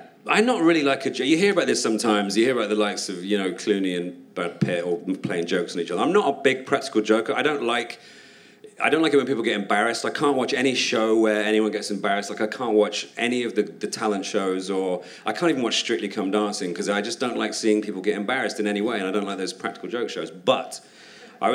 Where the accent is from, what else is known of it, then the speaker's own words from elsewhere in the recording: United Kingdom; And as a Brit over there, I just eat everything I can